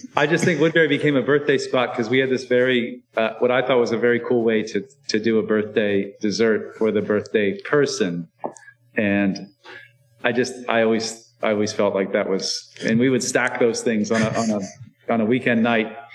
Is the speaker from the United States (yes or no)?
yes; Iowa, United States; now in Baltimore, United States; I was born in Iowa